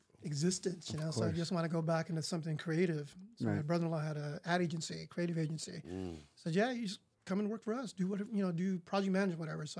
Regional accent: San Jose, California, United States; I grew up in East San Jose, 70s, 80s kid.

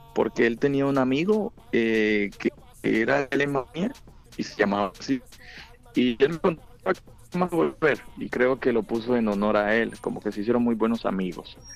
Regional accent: Buenaventura, Valle del Cauca, Colombia; accent: Colombian; moved away as an adult; now in United States; yo nací en la ciudad de Colom de Buenaventura, Valle del Cauca, Colombia. Em, ¿Qué te digo? Me mudé a Estados Unidos en el 2012 exactamente

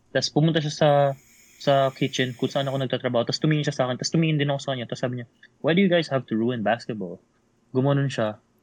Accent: Manila, Metro Manila, Philippines; moved away as an adult; now in Australia; I'm from Manila

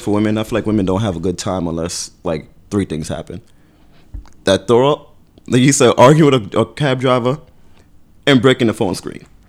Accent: Brooklyn, New York, United States; I'm from Brooklyn.

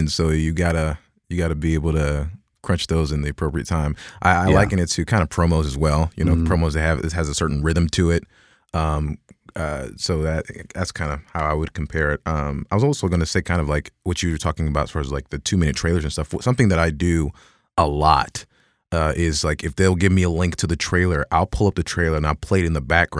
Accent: Dallas, Texas, United States; In Dallas, Texas.

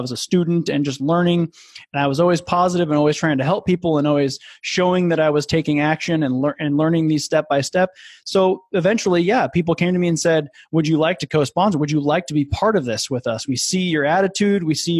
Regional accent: Midwest, United States; with a buddy of mine named Brett, who I grew up with and in the Midwest.

